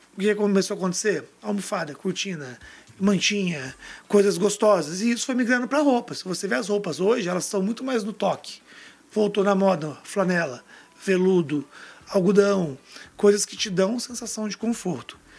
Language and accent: Portuguese; Brasília, Federal District, Brazil; todo mundo sabe que eu sou de Brasília